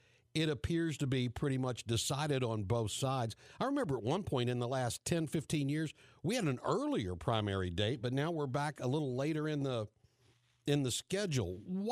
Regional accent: West Virginia, United States; now in Florida, United States; I'm from West Virginia

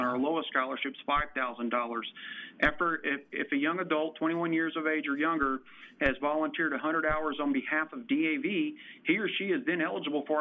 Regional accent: Waco, Texas, United States; moved away as an adult; I returned to my hometown of Waco, Texas

